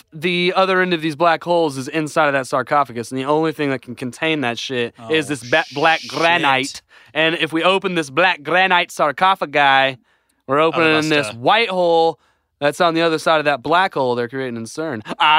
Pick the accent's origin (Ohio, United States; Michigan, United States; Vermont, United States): Michigan, United States; Grand Haven; It's okay. I'm from Grand Haven.